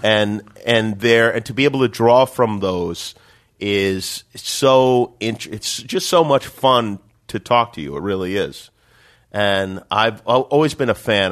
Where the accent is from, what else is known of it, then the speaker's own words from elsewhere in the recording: Las Vegas, Nevada, United States; growing up in Vegas, boxing was important to me.